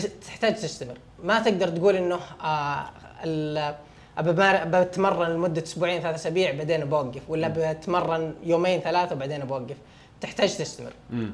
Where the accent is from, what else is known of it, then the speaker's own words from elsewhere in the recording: Saudi Arabia; انا من السعوديه